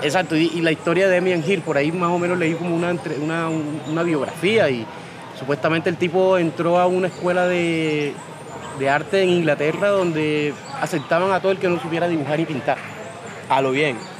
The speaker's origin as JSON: {"language": "Spanish", "town": "Cartagena", "region": "Bolívar", "country": "Colombia", "also_born_or_lived": "Bogotá", "moved": "as an adult", "said": "me vine de Cartagena huyéndole ya a esa hostilidad"}